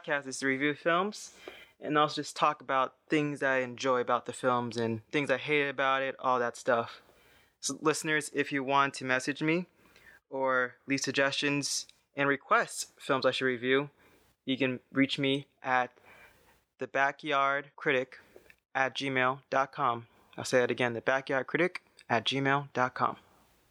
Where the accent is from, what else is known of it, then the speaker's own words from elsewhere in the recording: Florida, United States; I'm from Florida